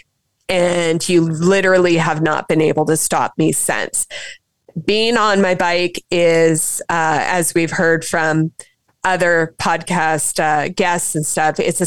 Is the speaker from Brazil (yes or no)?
no; Saskatchewan, Canada; I was pretty young growing up in Saskatchewan.